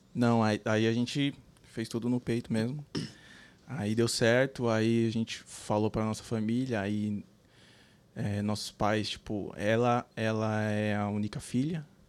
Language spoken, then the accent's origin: Portuguese; São Paulo, Brazil; moved away as an adult; also born or lived in Recife, Pernambuco; now in Columbus, United States; Eu sou de São Paulo, capital.